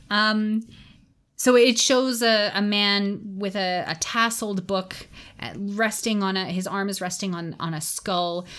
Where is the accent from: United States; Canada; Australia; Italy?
Canada; as a Canadian